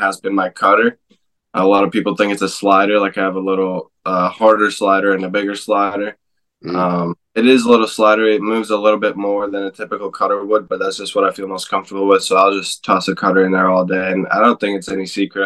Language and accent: English; Alberta, Canada; moved away; also born or lived in Vancouver, Canada; I grew up also in Alberta, so it's not too far from here